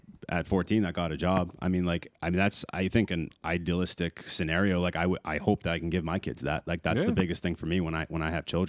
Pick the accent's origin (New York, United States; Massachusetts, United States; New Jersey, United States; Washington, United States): Massachusetts, United States; Danvers; also born or lived in Framingham, Massachusetts; So, I grew up in Danvers, Mass., right next to Salem and, like, Peabody area.